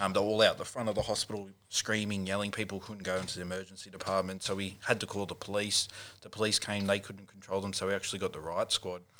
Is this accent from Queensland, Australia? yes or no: no; Newcastle, New South Wales, Australia; now in Sydney, Australia; back in Newcastle